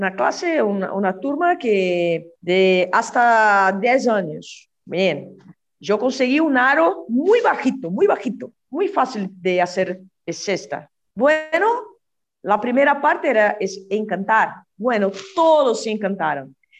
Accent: São Bernardo do Campo, São Paulo, Brazil; moved away; also born or lived in Rio de Janeiro, Brazil; yo nací en São Paulo, sí, viví, no sé, cuatro años en Río de Janeiro y volvimos a São Paulo.

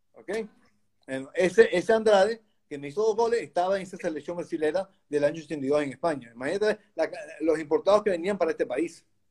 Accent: Caracas, Capital District, Venezuela; moved away as an adult; now in Valencia, Spain; yo vivía en Caracas, nací en Caracas, en Venezuela

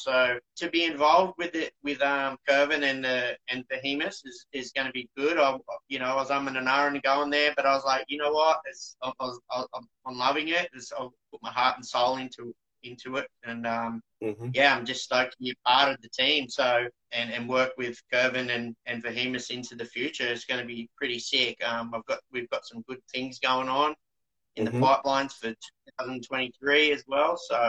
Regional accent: New South Wales, Australia; So I grew up at a little town south of D-Bar when I was a grommet.

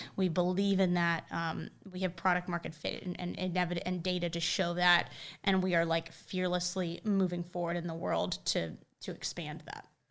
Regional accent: Charlotte, North Carolina, United States; growing up in Charlotte and having our foothold in Charlotte

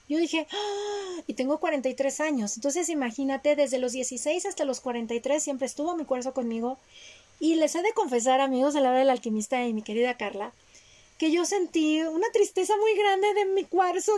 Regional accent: Mexico; yo nací en México

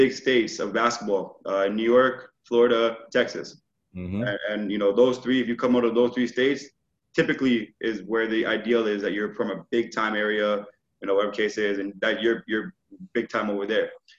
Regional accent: Canada; being Canadian

